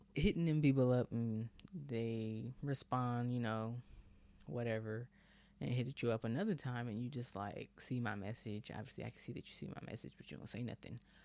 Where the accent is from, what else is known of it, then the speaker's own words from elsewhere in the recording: Bay Area, Northern California, United States; moved away as an adult; now in Texas, United States; I'm Bay Area with it pretty much